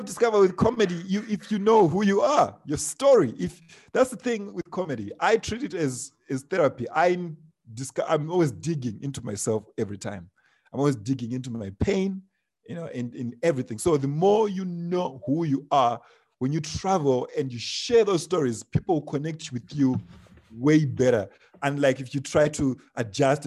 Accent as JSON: {"language": "English", "area": "Chimanimani", "region": "Manicaland", "country": "Zimbabwe", "tie": "born or raised there", "moved": "as an adult", "lives_now": "South Africa", "said": "I'm a village boy. I come from Shimadu"}